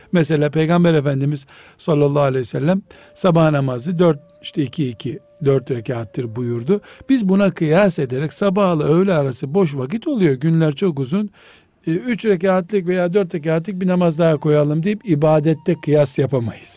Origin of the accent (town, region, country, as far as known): Black Sea Region, Turkey; now in Istanbul, Turkey